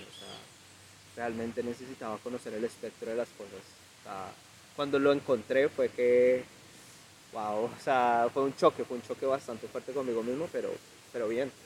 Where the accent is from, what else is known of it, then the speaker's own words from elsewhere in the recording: Ibagué, Tolima, Colombia; Yo soy de aquí, yo soy de Ibagué. Ibagué siempre ha sido mi tierra